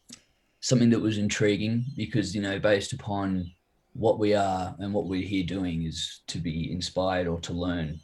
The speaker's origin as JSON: {"language": "English", "town": "Cherrybrook", "region": "New South Wales", "country": "Australia", "tie": "born or raised there", "also_born_or_lived": "Wahroonga", "said": "I grew up in Cherrybrook, and I have been there. Well, I was there for 23 years."}